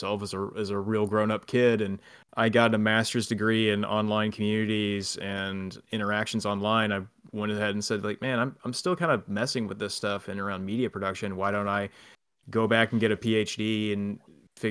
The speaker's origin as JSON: {"language": "English", "town": "Houston", "region": "Texas", "country": "United States", "tie": "born or raised there", "also_born_or_lived": "Dallas / Japan", "moved": "as an adult", "said": "I grew up in the Houston area"}